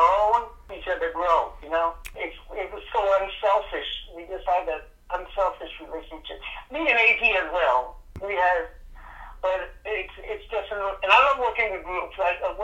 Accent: Bahamas; moved away as an adult; also born or lived in United States / Naples, Florida / South Florida; now in Los Angeles, United States; I was born, here, but I grew up in the Bahamas

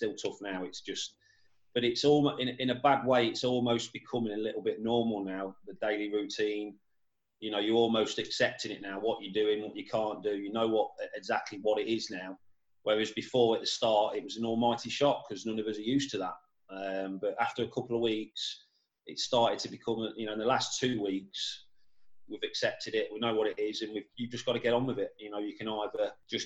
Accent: Leicester, East Midlands, United Kingdom; moved away as an adult; now in Liverpool, United Kingdom; I was born in Leicester. Lived down in Leicester till I was 19, till I moved up to Liverpool.

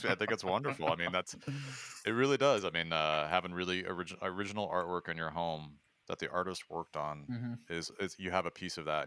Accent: New York and Long Island, United States; moved away; also born or lived in Chicago; I grew up in New York and Long Island

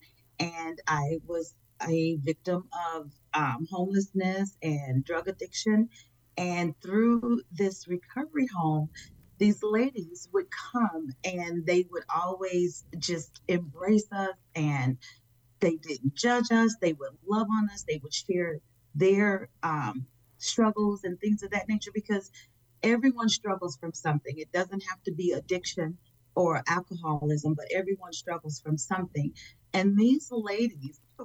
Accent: Chicago, Illinois, United States; I am from Chicago, Illinois

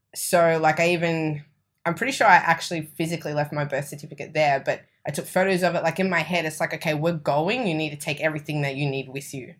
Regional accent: Australia; accent: Australian; moved away as an adult; My family are from Italy, but I was born and raised in Australia

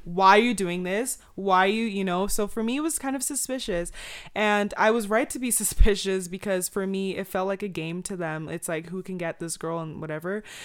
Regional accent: Nigeria; I'm Nigerian

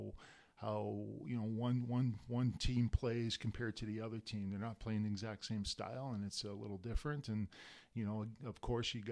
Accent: Canada; now in United States; I'm Canadian, you know, and permanent resident of the United States

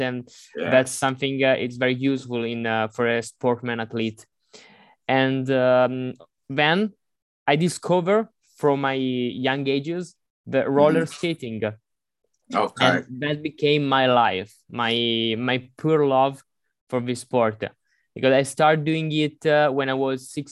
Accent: Monza, Lombardy, Italy; I'm not exactly from Milan, but in a near city, which is Monza

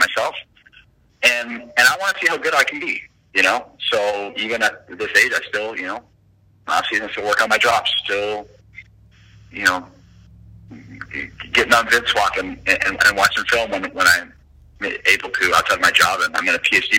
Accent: Provo, Utah, United States; moved away; BYU, which is my hometown

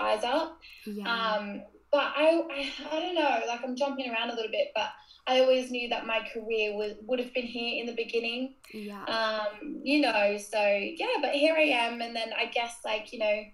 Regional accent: Gold Coast, Queensland, Australia; accent: Australian; moved away as an adult; now in Sheffield, United Kingdom; I'm originally from Australia. You can probably already tell by my accent

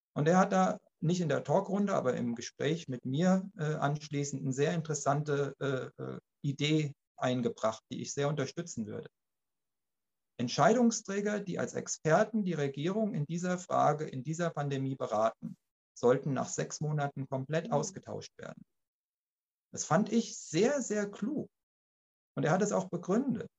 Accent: Germany; bei uns in Deutschland

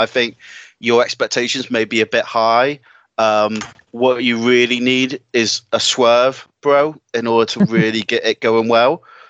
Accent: United Kingdom

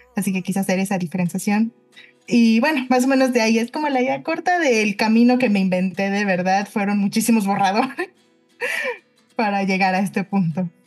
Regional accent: Mexico City, Mexico; Yo soy de la Ciudad de México, aquí nací, crecí

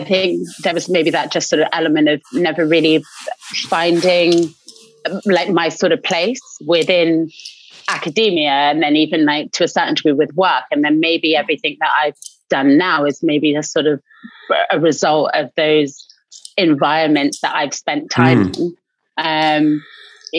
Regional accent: Canada; now in United Kingdom; I am half Russian, half English, and I grew up in Canada before moving to the UK

